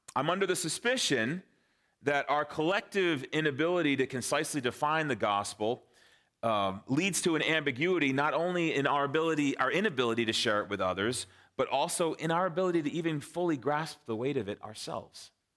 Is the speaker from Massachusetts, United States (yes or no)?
yes; Framingham, Massachusetts, United States; moved away as an adult; also born or lived in Lilongwe, Malawi / Vienna, Austria / Cape Cod, Massachusetts; my wife and I grew up in Framingham, Sudbury. So we are Massachusetts natives